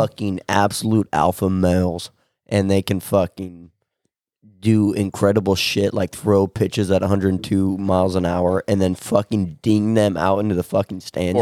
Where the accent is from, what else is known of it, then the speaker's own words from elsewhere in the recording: Winside, Nebraska, United States; I'm from Winside, Nebraska